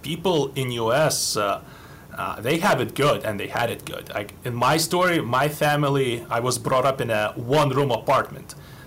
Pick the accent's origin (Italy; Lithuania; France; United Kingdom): Lithuania; moved away as an adult; now in United States; I was born in 81 in Lithuania, which was then occupied by Soviet Union and was part of Soviet Union. I lived there most of my life